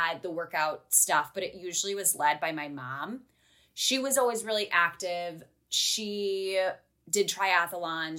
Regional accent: Midwest, United States; also born or lived in Milwaukee; now in Pacific Northwest, United States; I grew up in the Midwest, obviously, which is a little different than growing up in the Pacific Northwest

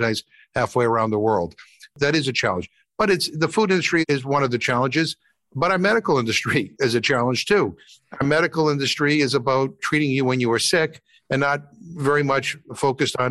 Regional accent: Massachusetts, United States; I'm from Massachusetts, so we grow cranberries

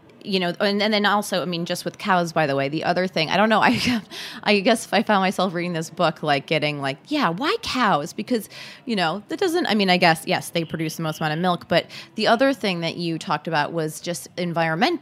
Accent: United States; I am an American

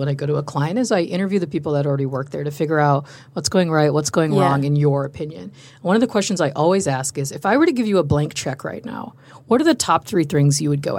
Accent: New York, United States; also born or lived in Chicago; now in Austin, United States; Because I'm like from Chicago, was born and raised in New York. Yeah. So it's like very big cities.

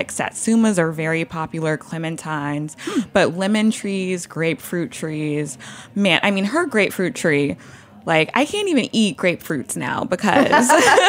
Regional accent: Louisiana, United States; now in New York City, United States; So, you know, I live in New York City. I'm from Louisiana. Most of my family is still in Louisiana.

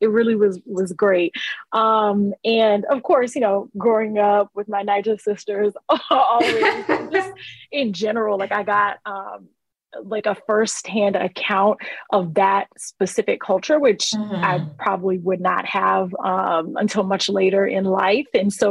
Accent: Houston, Texas, United States; first language Twi; English is a second language; moved away as an adult; also born or lived in Ghana / Atlanta; now in Durham, United States; I loved growing up in Houston, specifically the county that I'm from, which is Fort Bend County. And at some point was one of the most diverse, or was the most, I'm sorry, diverse county in the United States.

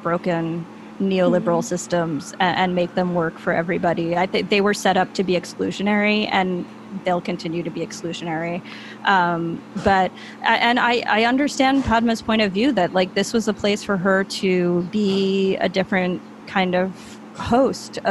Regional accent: Long Island, New York, United States; moved away as an adult; now in San Juan, Puerto Rico; where I grew up on Long Island

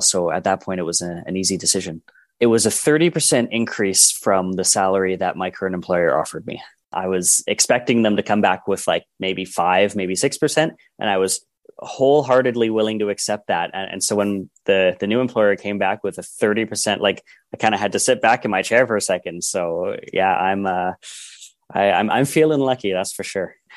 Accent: Edmonton, Alberta, Canada; I am from Edmonton, Alberta.

